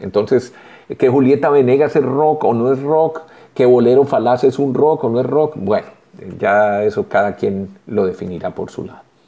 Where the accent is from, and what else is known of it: Colombia